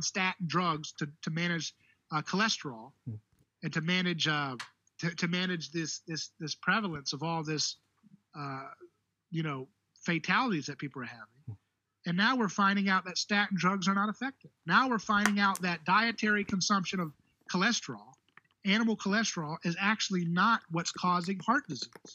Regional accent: United States; I'm an American

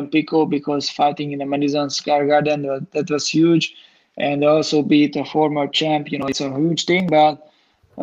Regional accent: Hungary; in Hungary, in my hometown.

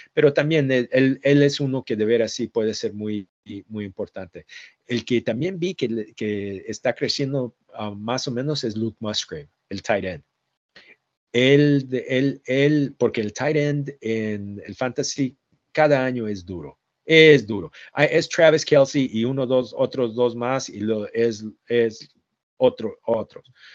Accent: Jalisco, Mexico; moved away; siempre se nos escapa un poquito de español porque yo soy de Jalisco

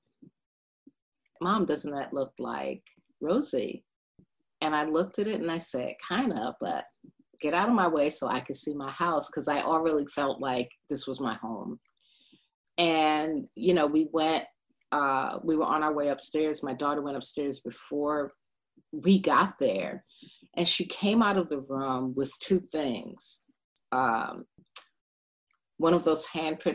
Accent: New York City, New York, United States; moved away as an adult; also born or lived in Bedford-Stuyvesant, Brooklyn / Boston; now in Philadelphia, United States; I grew up in Brownsville.

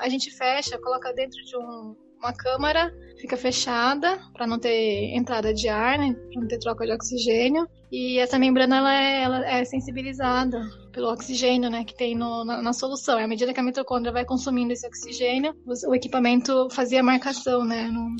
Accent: Mogi Mirim, São Paulo, Brazil; moved away as an adult; also born or lived in Campinas; eu nasci em São Paulo, mas fomos para o interior, né? Nós crescemos em Mojimirim

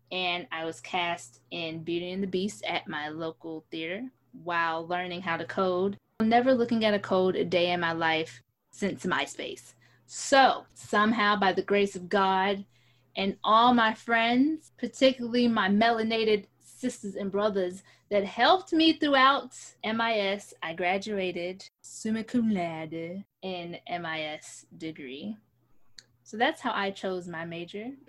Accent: New York City, New York, United States; moved away; back home to where I was born in the Big Apple

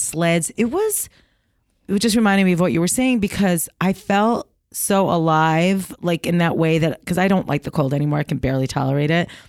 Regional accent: New York, United States; moved away; also born or lived in Maine; When I'm in New York, I'm from New York

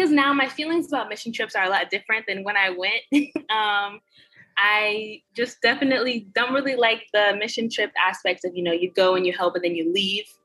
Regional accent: Florida, United States; That's where I'm from. I'm from Florida, so I was flying out of the Fort Lauderdale airport

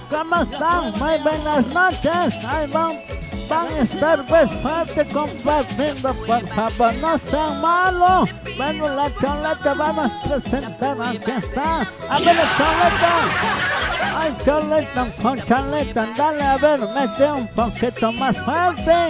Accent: Potosí, Bolivia; yo no soy de Cochabamba, yo soy de Potosí.

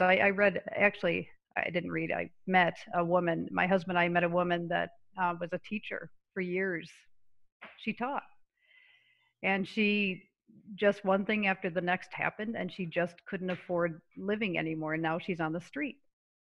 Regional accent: Syracuse, New York, United States; moved away; I grew up in Syracuse, New York

